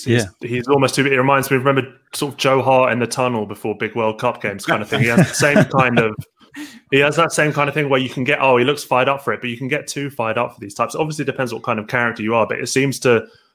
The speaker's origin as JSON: {"language": "English", "region": "London", "country": "United Kingdom", "tie": "born or raised there", "said": "I grew up in West London."}